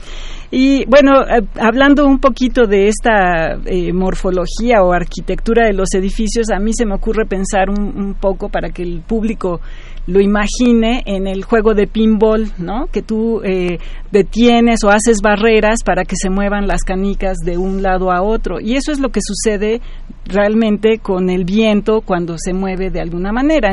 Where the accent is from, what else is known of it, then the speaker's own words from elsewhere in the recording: Mexico City, Mexico; yo crecí en esta ciudad, soy nativa chilanga